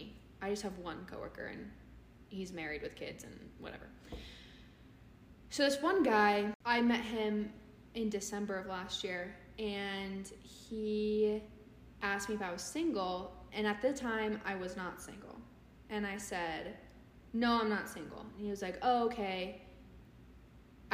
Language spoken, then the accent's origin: English; California, United States; I'm from California